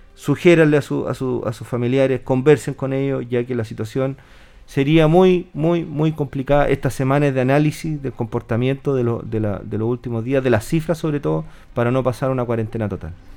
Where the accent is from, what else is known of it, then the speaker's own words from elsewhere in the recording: Linares, Maule, Chile; yo soy de Linares